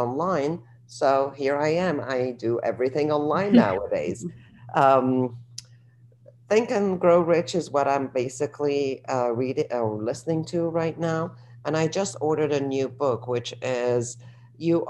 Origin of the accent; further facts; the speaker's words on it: Alexandria, Alexandria Governorate, Egypt; now in Washington, D.C., United States; I grew up in Egypt in Alexandria and the beach